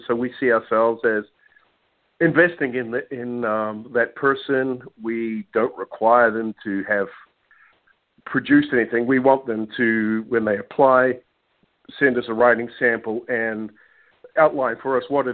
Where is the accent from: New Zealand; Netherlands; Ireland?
New Zealand; now in Orlando, United States; I'm originally from New Zealand. You might be wondering my accent's from